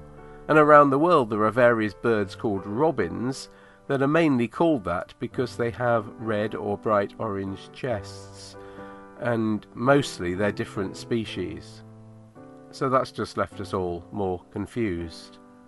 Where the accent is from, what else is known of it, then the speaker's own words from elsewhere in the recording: United Kingdom; also born or lived in Manchester; being British and the age I am